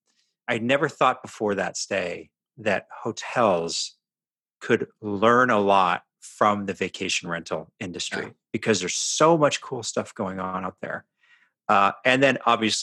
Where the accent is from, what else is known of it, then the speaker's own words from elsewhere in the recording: Canada; now in Seattle, United States; we're from Canada.